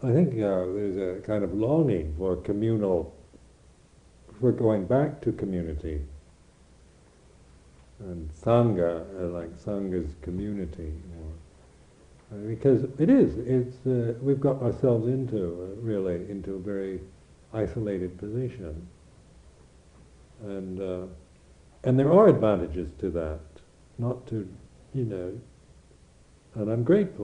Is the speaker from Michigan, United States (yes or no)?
no; Washington, United States; moved away as an adult; also born or lived in Thailand / Borneo / India; now in England, United Kingdom; as an American